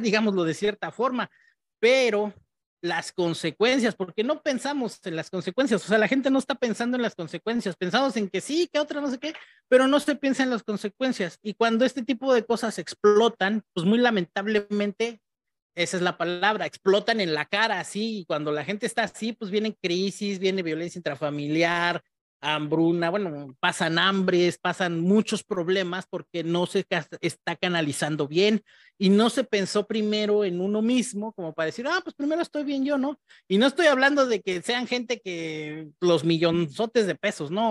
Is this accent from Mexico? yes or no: yes; Mexico; hombre mexicano